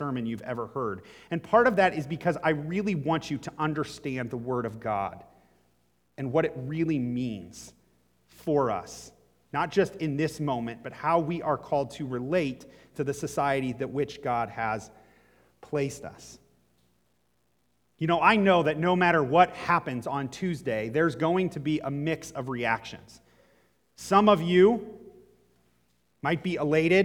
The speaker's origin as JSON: {"language": "English", "country": "United States", "also_born_or_lived": "Egypt", "said": "My citizenship was still American. I carried an American passport"}